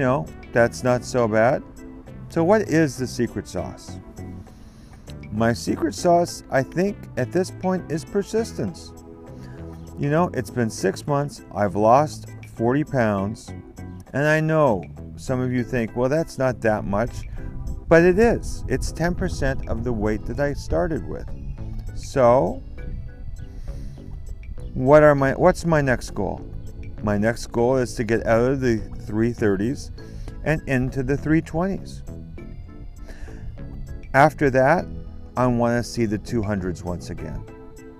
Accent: Stratford, Ontario, Canada; I'm coming to you from Stratford, Ontario, Canada, the home of the Stratford Festival and my hometown. This is where I grew up

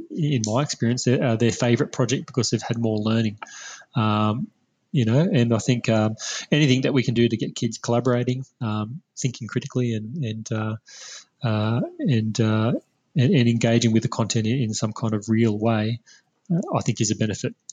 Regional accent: Australia; share what we're doing as Australian educators

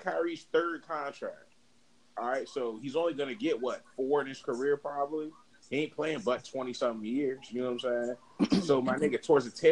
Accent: Daytona Beach, Florida, United States; I'm from Daytona

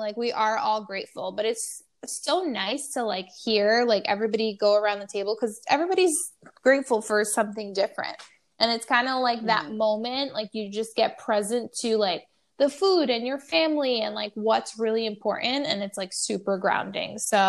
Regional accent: New York City, New York, United States; I'm a New Yorker

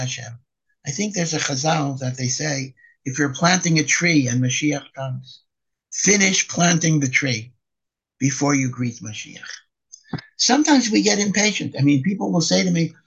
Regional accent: United States; now in Israel; as an American

